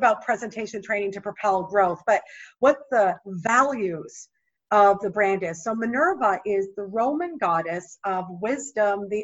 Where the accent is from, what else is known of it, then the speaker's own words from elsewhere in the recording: Canada; moved away as an adult; now in United States; until I moved from my home country of Canada to the US